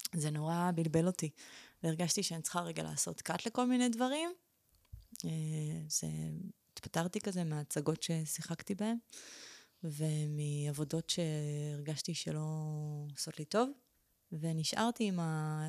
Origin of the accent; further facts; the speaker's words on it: Israel; אני נולדתי בארץ